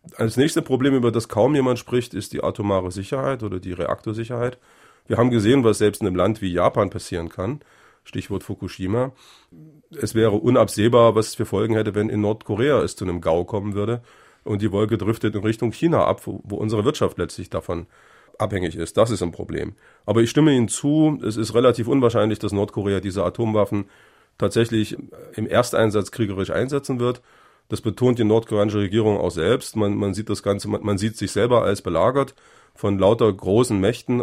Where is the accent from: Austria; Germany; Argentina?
Germany; Ich bin in der DDR geboren, für mich war die Bundesrepublik immer Ausland